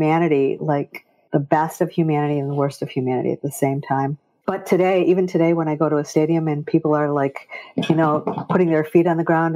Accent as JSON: {"language": "English", "region": "Michigan", "country": "United States", "tie": "born or raised there", "also_born_or_lived": "Kentucky / North Carolina", "moved": "as an adult", "lives_now": "Scottsdale, United States", "said": "Well, I was born in Michigan"}